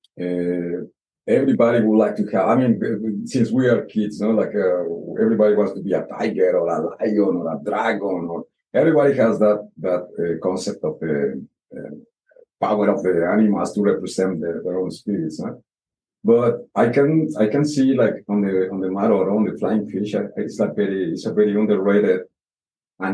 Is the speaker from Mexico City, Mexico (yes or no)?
yes; Mexico City, Mexico; English is a second language; moved away as an adult; also born or lived in Oaxaca; now in Rarotonga, Cook Islands; I was born in Mexico City capital